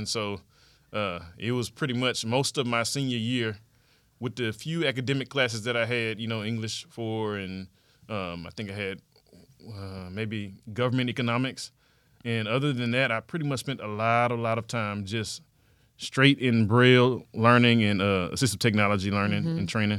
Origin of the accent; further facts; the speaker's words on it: Fresno, Texas, United States; also born or lived in Houston, Texas; I was born in Houston, Texas. I'm a native of Houston, Texas, mm-hmm. but by the time I got to the eighth grade, my dad had moved us out to the suburbs. Hmm. And so I kind of grew up in Fresno, Texas